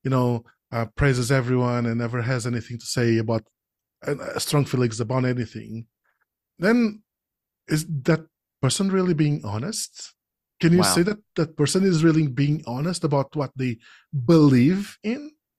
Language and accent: English; Portugal; I'm not from Brazil. I'm from Portugal.